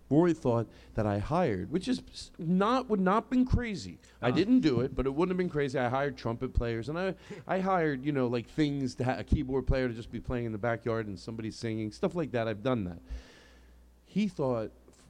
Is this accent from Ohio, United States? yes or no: no; Philadelphia, Pennsylvania, United States; Anyway, so I grew up in Philadelphia.